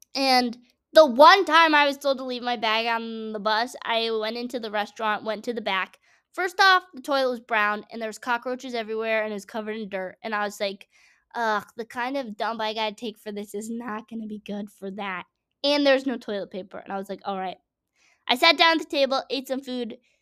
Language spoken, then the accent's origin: English; Massachusetts, United States; I'm from Massachusetts, forest farm town